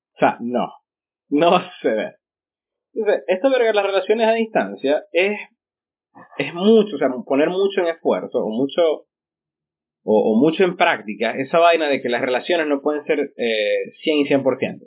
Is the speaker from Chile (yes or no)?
no; Ciudad Ojeda, Zulia, Venezuela; also born or lived in Maracaibo; yo nací en Ojeda